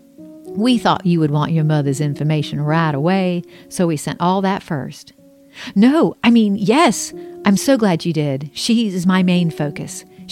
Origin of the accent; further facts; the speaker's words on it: Charleston, South Carolina, United States; I was born in Charleston and put up for adoption